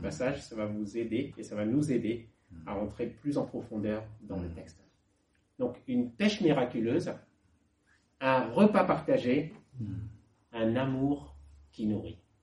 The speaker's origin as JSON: {"language": "French", "region": "Lower Normandy", "country": "France", "said": "mes parents donc, sont nés au Laos et ils sont arrivés en France dans les années 70 et moi je suis né donc, en 79. Donc je suis français bas normand même"}